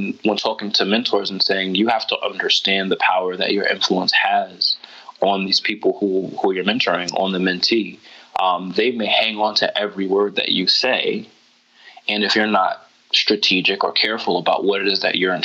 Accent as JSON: {"language": "English", "country": "United States", "said": "I'm American"}